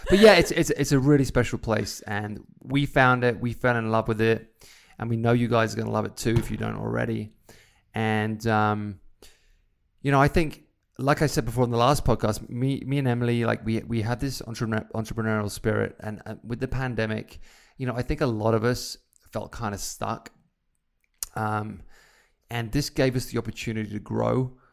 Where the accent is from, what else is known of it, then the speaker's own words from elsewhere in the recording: Isle of Wight, South East England, United Kingdom; now in Idyllwild, United States; my time growing up on the Isle of Wight